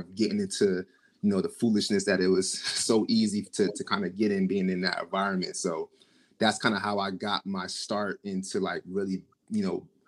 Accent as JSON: {"language": "English", "town": "Trenton", "region": "New Jersey", "country": "United States", "tie": "born or raised there", "said": "Grew up, born and raised in Trenton, New Jersey"}